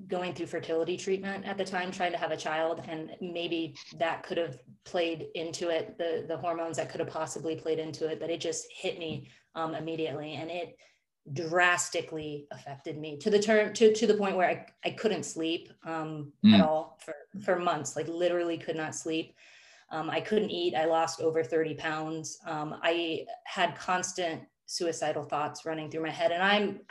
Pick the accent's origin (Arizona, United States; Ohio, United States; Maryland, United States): Arizona, United States; Phoenix; moved away as an adult; I grew up in Phoenix, Arizona